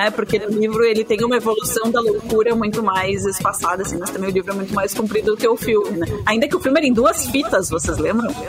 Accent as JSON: {"language": "Portuguese", "area": "Zona Norte", "region": "Rio Grande do Sul", "country": "Brazil", "said": "a gente é ZN."}